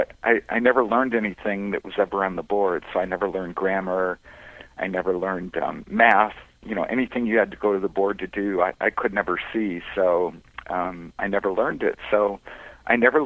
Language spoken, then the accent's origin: English; Detroit, Michigan, United States; now in Huntington Beach, United States; I grew up in Detroit